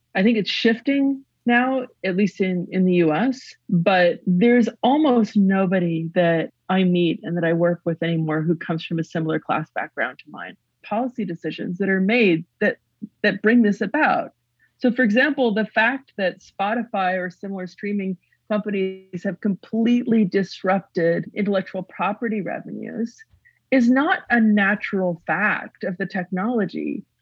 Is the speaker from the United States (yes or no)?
no; Western Canada, Canada; born or raised there